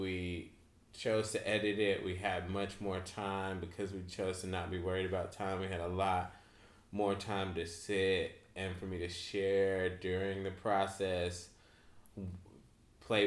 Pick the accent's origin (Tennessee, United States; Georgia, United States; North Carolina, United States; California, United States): North Carolina, United States; we're from North Carolina